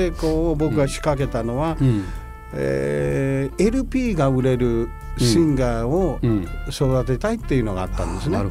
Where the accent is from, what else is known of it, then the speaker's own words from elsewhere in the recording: Kansai, Japan; moved away as an adult; also born or lived in Kagoshima; now in New York, United States; 九州なんですが、はい、あの鹿児島生まれで、うん、鹿児島生まれの関西育ち